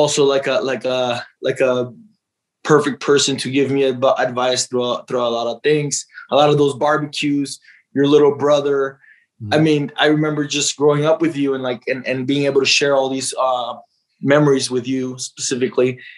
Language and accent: English; Tijuana, Baja California, Mexico; moved away; also born or lived in San Diego, California, United States; My parents had me in San Diego, but they took me back to Tijuana.